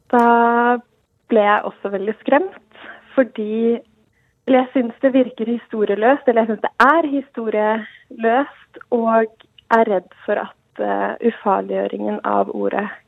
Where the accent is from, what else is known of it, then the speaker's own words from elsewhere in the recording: Norway; Jeg er oppvokst i Norge